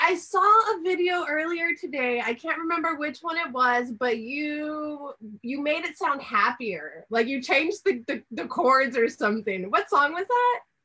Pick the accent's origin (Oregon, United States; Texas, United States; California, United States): Texas, United States; I am from Texas